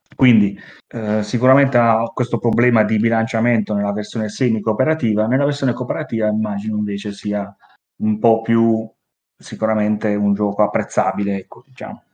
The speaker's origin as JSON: {"language": "Italian", "town": "Milan", "region": "Lombardy", "country": "Italy", "accent": "Milanese", "said": "si sente il mio accento milanese"}